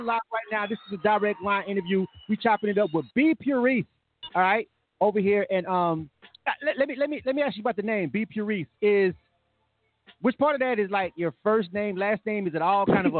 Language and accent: English; Florida, United States; I'm from Florida